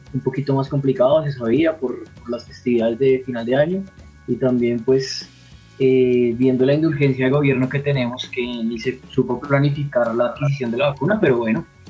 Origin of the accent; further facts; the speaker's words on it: Bogotá, Colombia; soy bogotano